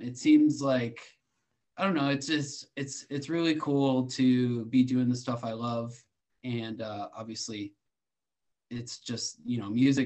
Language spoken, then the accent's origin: English; Milwaukee, Wisconsin, United States; I grew up in Milwaukee